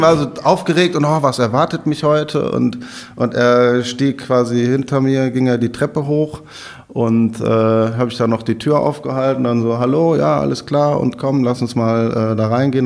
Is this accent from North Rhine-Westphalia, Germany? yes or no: yes; Overath, North Rhine-Westphalia, Germany; also born or lived in Bergisch Gladbach / Leipzig; now in Cologne, Germany; in Bergisch Gladbach bin ich geboren, ich komme aus Overath.